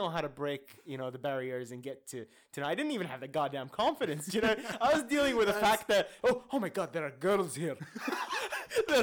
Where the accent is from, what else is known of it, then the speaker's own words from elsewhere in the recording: Saudi Arabia; where I grew up in Saudi